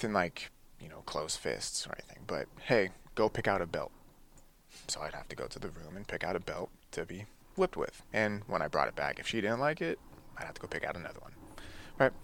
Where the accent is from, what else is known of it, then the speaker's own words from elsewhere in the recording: Livermore, California, United States; also born or lived in Oceanside, California; we ended up moving to the Bay Area in the East Bay, so living in Livermore area. And I've been there ever since